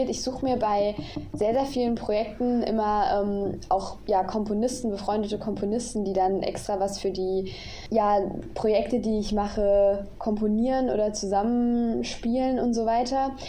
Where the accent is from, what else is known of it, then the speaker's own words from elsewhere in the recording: Baden-Württemberg, Germany; now in Dresden, Germany; auch mit einer befreundeten Musikgruppe aus meiner Heimat, also aus der Nähe von Karlsruhe.